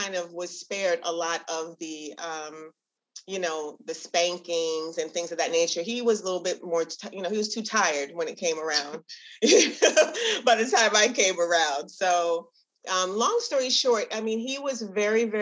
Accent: Barbados; we're from Barbados

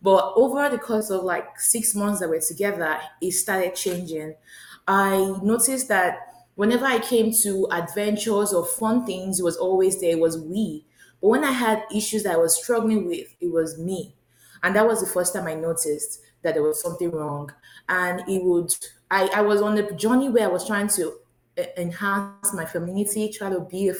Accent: Nigeria; moved away as an adult; now in United States; I'm originally from Nigeria

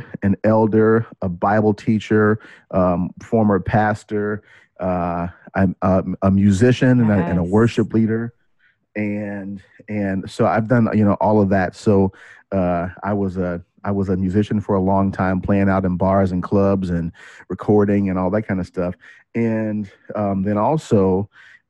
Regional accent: Kansas City, United States; I'm from Kansas City. I'm a Midwest boy.

